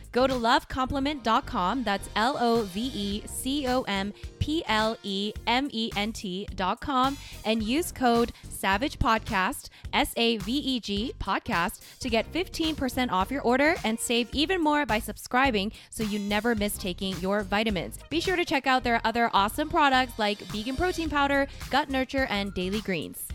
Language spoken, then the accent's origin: English; South Korea; moved away; South Korea, my home country